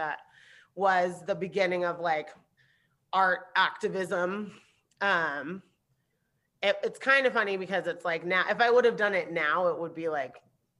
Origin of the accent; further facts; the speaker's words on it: Santa Barbara, California, United States; born there; also born or lived in Germany / Anguilla; I was born in Santa Barbara and pretty quickly moved to Europe when I was little. Like, I spent my formative years in Germany and Anguilla until I was like 5 or 6.